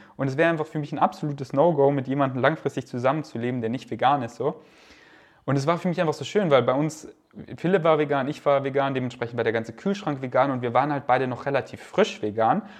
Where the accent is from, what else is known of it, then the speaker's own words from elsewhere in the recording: Munich, Bavaria, Germany; now in Berlin, Germany; in München, da wo ich aufgewachsen bin, hatte ich die meiste Zeit meiner Kindheit ein Trampolin